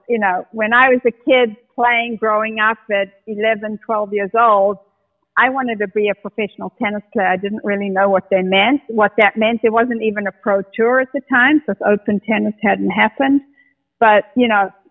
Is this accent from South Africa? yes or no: yes; South Africa; now in United States; I grew up in the apartheid era